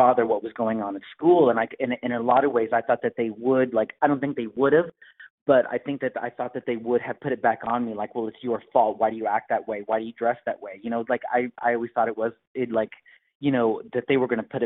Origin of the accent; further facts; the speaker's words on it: Bedford, Indiana, United States; also born or lived in Bloomington, Indiana; I grew up in Bedford